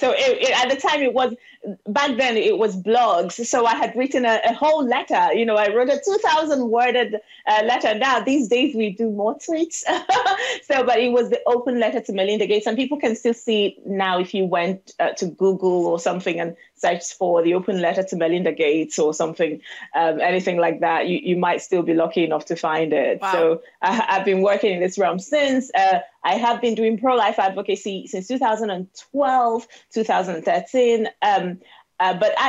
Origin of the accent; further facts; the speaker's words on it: southeastern Nigeria, Nigeria; moved away as an adult; now in United Kingdom; I am a Nigerian woman living in the United Kingdom, born and raised in the southeastern part of Nigeria